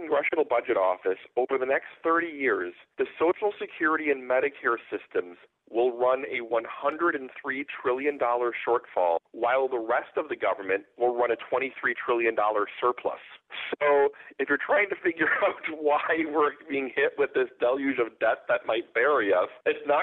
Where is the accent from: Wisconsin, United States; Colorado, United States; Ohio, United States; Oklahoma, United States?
Wisconsin, United States; I'm from Wisconsin.